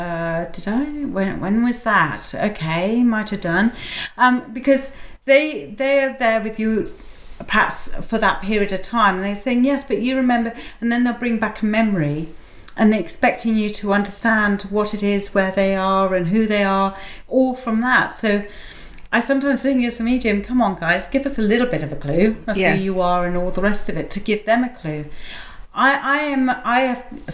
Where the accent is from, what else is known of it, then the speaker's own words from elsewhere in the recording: India; moved away; I grew up in India